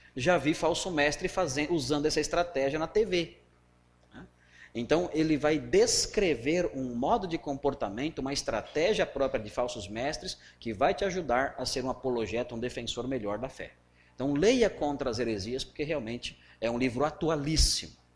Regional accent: Cearense, Ceará, Brazil; Nós somos cearenses

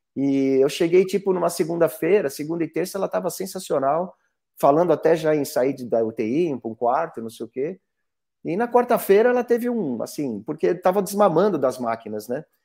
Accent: Brazil

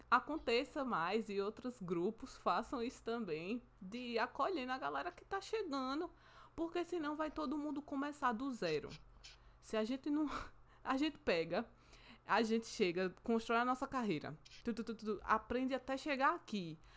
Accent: Brazil; a gente é brasileira

